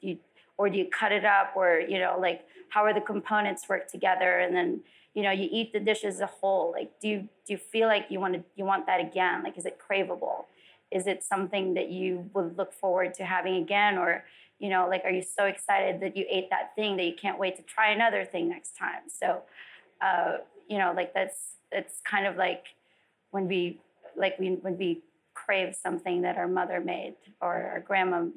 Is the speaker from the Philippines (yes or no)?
yes; Philippines; born or raised there; also born or lived in Las Vegas; now in California, United States